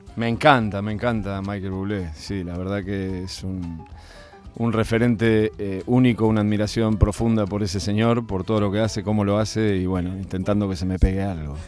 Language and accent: Spanish; Argentina; moved away; como buen argentino